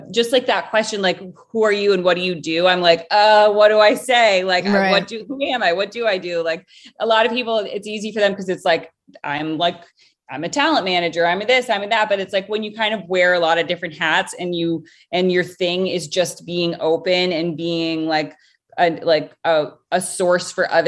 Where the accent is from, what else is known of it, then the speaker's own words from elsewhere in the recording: Rhode Island, United States; moved away; originally I am from Rhode Island.